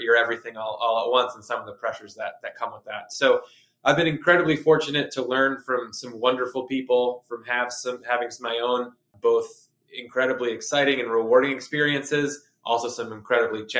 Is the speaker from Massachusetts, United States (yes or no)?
yes; Concord, Massachusetts, United States; also born or lived in Boston, Massachusetts; I'm originally from Concord, Massachusetts. So I've been in Boston the majority of my life